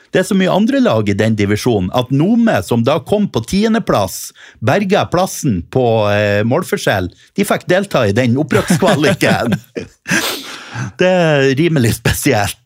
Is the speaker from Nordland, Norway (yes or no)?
yes; Helgeland, Nordland, Norway; moved away; var jeg hjemme på Helgeland